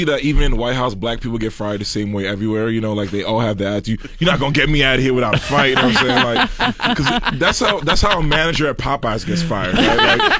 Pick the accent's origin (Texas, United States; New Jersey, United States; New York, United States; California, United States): New York, United States; New York City; also born or lived in Pittsburgh; I'm from New York